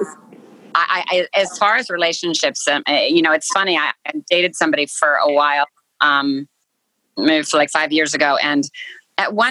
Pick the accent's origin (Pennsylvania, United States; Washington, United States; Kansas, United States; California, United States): California, United States; my kids live all, you know, in California, and I'm from California